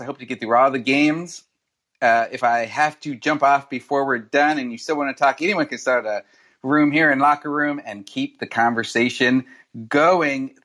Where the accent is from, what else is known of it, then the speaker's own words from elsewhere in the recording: Northern Arizona, United States; I am the man born and bred in Northern Arizona